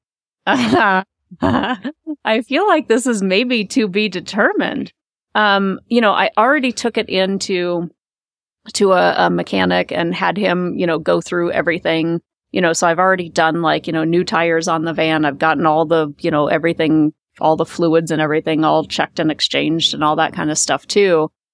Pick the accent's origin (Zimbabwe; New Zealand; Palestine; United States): United States; Omaha, Nebraska; moved away as an adult; now in Colorado, United States; I've grew up there